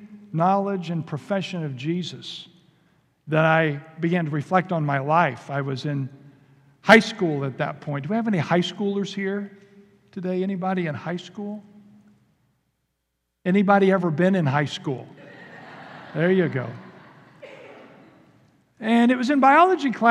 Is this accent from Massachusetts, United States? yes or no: no; Indiana, United States; moved away; also born or lived in Kentucky; We're actually from Indiana originally. We moved to Kentucky for seminary. But I grew up on gravel roads and in cornfields